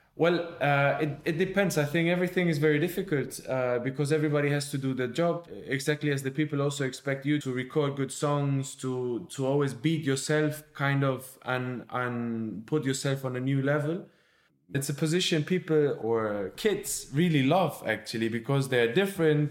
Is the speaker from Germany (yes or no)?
yes; Germany; now in Barcelona, Spain; my home country, so to, to Germany.